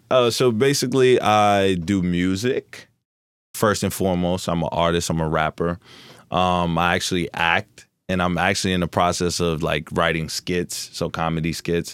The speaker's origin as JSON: {"language": "English", "town": "Newark", "region": "New Jersey", "country": "United States", "tie": "born or raised there", "also_born_or_lived": "Florida", "said": "I'm born and raised in Newark, New Jersey, but I went to Florida for two years to live"}